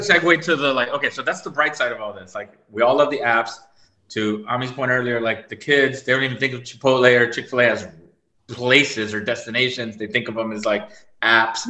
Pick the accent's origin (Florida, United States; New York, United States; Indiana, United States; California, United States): Florida, United States; I'm from Florida.